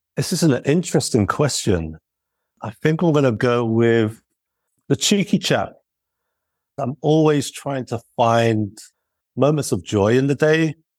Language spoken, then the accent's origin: English; United Kingdom; as British lads